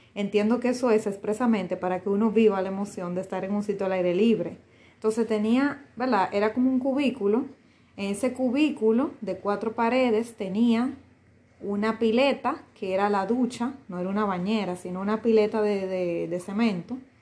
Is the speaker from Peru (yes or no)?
no; Dominican Republic; República Dominicana es mío, sí, me pertenece porque nací aquí, esa es mi nacionalidad, mi primera nacionalidad.